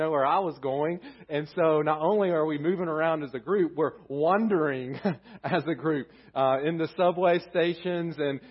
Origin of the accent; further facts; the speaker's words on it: Southern United States, United States; accent: thick Southern; we're a group with thick Southern accents